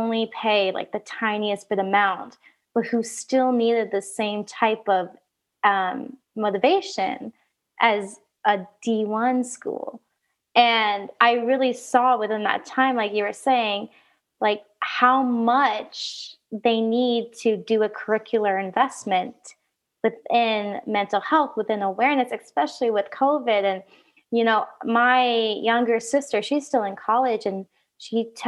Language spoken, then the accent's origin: English; Oregon, United States; moved away; I grew up in Oregon